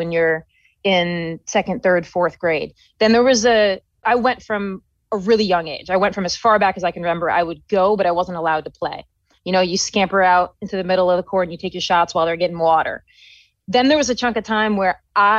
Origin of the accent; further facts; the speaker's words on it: New York, United States; moved away as an adult; also born or lived in Colorado; I was from New York. And so I went across the country to school